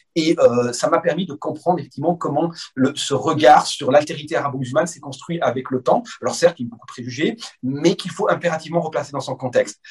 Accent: France; je suis né en France

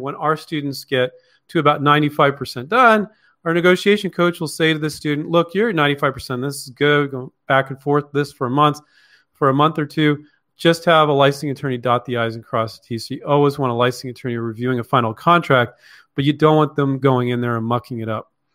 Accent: Palo Alto, California, United States; also born or lived in Mountain View, California; I grew up in Palo Alto and Mountain View, California.

